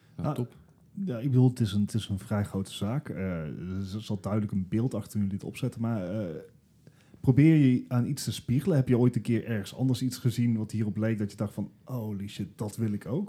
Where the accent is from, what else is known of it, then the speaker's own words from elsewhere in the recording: Eindhoven, North Brabant, Netherlands; Gijs, Leslie en ik zijn, zijn trotse Eindhovenaren